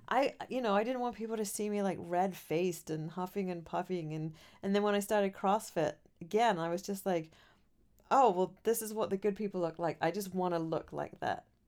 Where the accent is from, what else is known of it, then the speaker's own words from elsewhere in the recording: England, United Kingdom; moved away as an adult; now in United States; coming from Europe, and I certainly, I'm from England